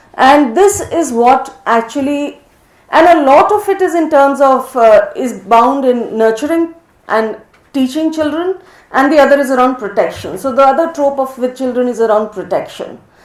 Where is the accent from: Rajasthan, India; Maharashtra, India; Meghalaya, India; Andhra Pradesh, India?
Rajasthan, India; I grew up a lot in Western India, mainly Rajasthan